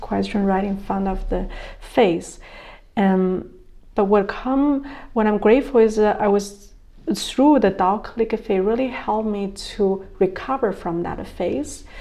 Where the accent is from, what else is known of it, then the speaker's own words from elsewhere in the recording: China; moved away; also born or lived in Germany / United States; I was born in China